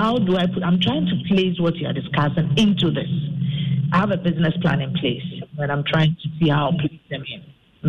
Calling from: Manchester, North West England, United Kingdom; I'm calling from Manchester.

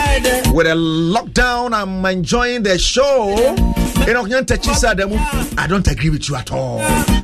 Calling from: East Legon, Greater Accra, Ghana; I'm watching live from East Legon, Erata Hotel.

